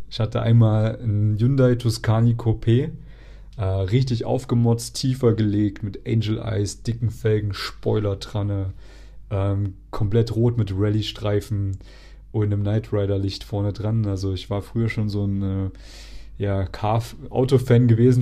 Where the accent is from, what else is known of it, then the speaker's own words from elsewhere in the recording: near Erfurt, Thuringia, Germany; Erfurt ist praktisch die, eine der größten Städte, die, äh, in der Nähe von meiner Heimatstadt ist